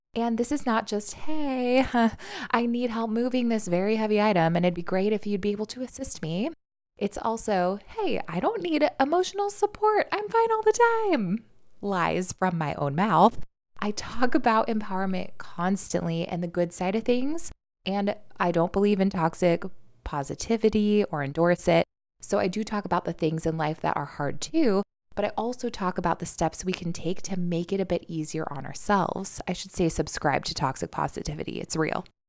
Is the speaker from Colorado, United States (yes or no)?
no; New York City, New York, United States; as a New Yorker